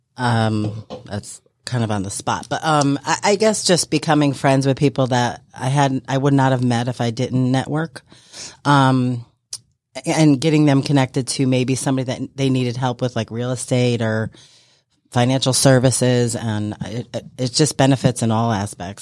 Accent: New York, United States; moved away as an adult; now in Georgia, United States; I am from New York

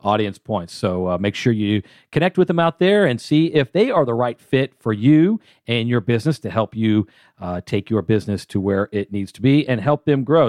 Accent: Atlanta, Georgia, United States; I'm from Atlanta

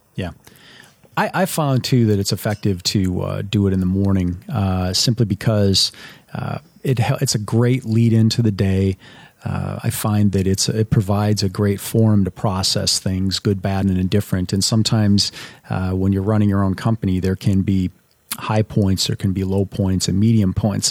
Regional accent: Minnesota, United States; I grew up in Minnesota

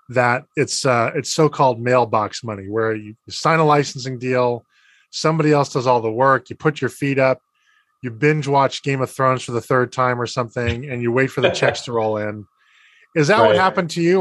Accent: Boston, Massachusetts, United States; based in my hometown of Boston, Massachusetts

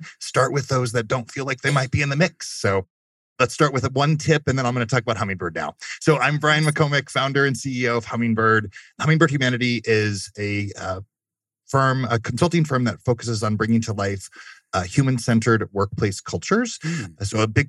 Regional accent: Germany; Fun fact, I grew up in Germany.

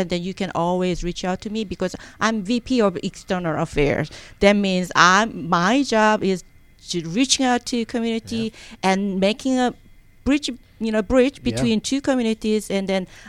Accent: South Korea; first language Korean; English is a second language; now in Gwinnett County, United States; I'm first generation immigrant. Even though I came in here 1992, my first language is still Korean. Second language is obviously English.

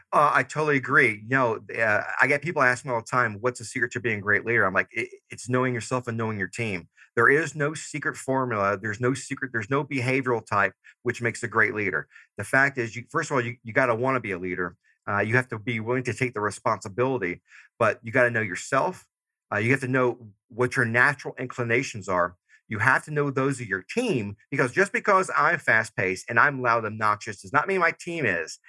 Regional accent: Georgia, United States; moved away; I'm originally from Georgia. So I still say y'all and dog

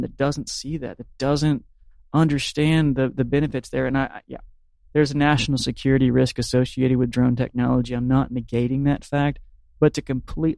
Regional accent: Marianna, Florida, United States; I'm a native of the Panhandle. I grew up in Mariana, you know, middle class.

